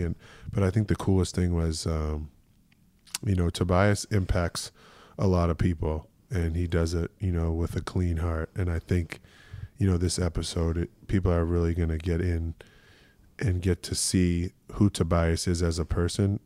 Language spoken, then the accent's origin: English; Boston, Massachusetts, United States; moved away; growing up in Boston